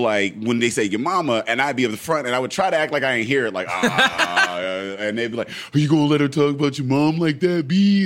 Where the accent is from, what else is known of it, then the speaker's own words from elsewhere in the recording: Braddock, Pennsylvania, United States; I grew up in Braddock, um, and we we had a house